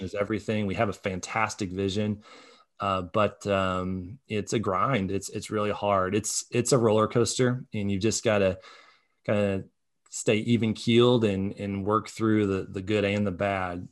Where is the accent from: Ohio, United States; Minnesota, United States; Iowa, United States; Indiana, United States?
Indiana, United States; Muncie; now in Indianapolis, United States; I grew up from in Muncie